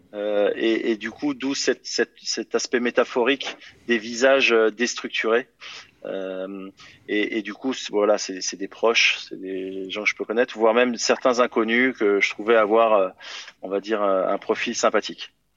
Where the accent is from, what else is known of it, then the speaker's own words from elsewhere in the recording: France; je suis français